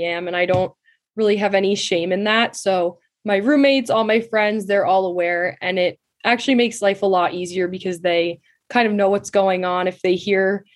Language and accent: English; Katonah, New York, United States; I grew up in Westchester, New York, specifically in the town of Katona, which is about 40 minutes north of New York City in the suburbs